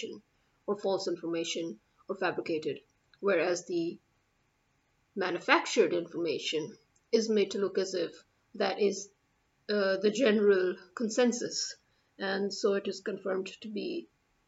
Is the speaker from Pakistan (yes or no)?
yes; Pakistan; I'm a Pakistani